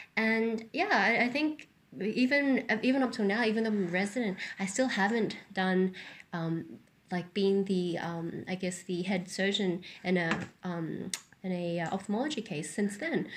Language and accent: English; New Zealand; I grew up in New Zealand, which is very rocky and mountainous